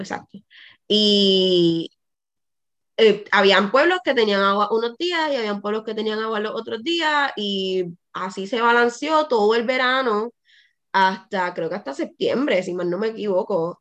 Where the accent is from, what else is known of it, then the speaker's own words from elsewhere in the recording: Puerto Rico; en Puerto Rico sí somos caribeños